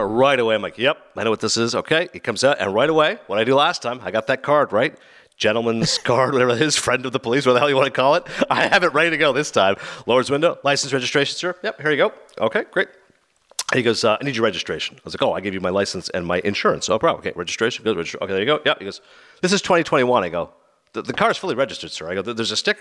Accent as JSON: {"language": "English", "town": "Toronto", "region": "Ontario", "country": "Canada", "said": "I'm from Toronto"}